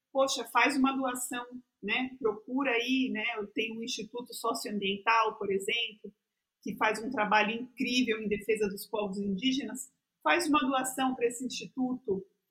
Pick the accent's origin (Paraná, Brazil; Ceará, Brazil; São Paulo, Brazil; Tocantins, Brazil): São Paulo, Brazil; Embu das Artes; now in São Paulo, Brazil; eu mesma não cresci né, em São Paulo, eu cresci no Embu, que é perto de São Paulo